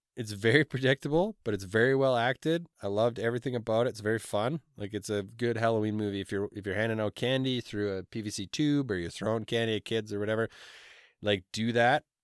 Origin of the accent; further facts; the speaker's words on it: Canada; we're Canadian